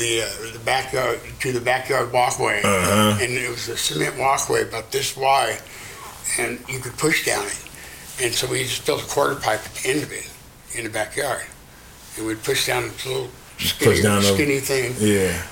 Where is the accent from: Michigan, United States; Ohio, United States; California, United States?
California, United States; Richmond; As I was growing up in Richmond